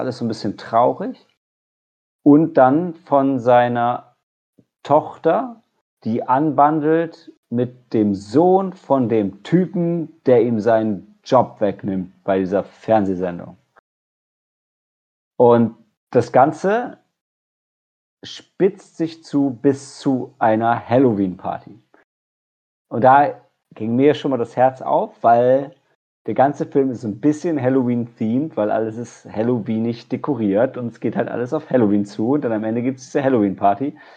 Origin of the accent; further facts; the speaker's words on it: Lower Saxony, Germany; Ich komme ja aus der Nähe von Oldenburg